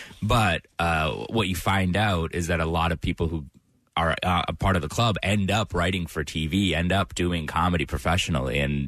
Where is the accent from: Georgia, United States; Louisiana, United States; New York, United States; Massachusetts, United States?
Massachusetts, United States; Worcester; I grew up in Worcester, Central Mass, yes.